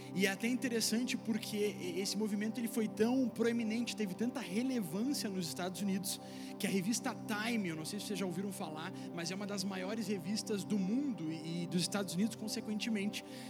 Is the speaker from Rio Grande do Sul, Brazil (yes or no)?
yes; Viamão / Porto Alegre, Rio Grande do Sul, Brazil; nós que somos brasileiros, via, eh, porto-alegrenses, viamonenses do Rio Grande do Sul